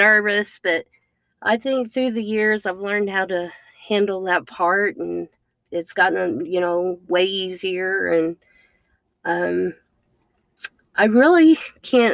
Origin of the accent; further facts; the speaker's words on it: California, United States; I was born in California